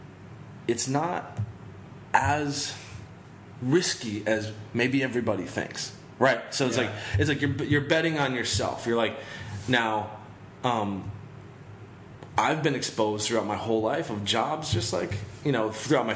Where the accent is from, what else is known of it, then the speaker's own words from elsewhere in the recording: Michigan, United States; moved away; I'm originally from Michigan, and it's, like, in a small town